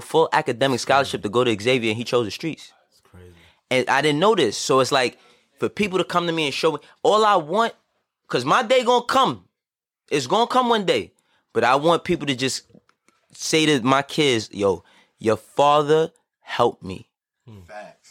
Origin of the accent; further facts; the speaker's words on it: New York City, New York, United States; also born or lived in Harlem; I was born and raised in the Bronx